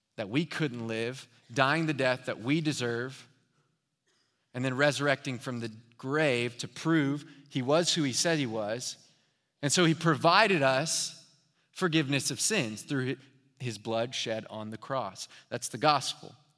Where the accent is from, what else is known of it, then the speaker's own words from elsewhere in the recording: Houston, Texas, United States; also born or lived in Dallas; I'm from Houston